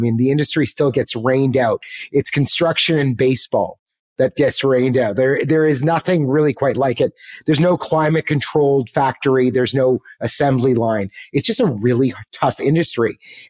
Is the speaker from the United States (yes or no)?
no; Canada; let me get on a plane, go back. I was from Canada at the time. Let's go back to Canada and let's find a tech job.